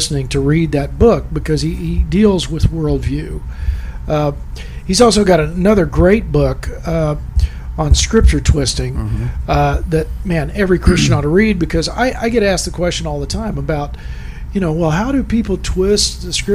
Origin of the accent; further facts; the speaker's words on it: Texas, United States; I'm from Texas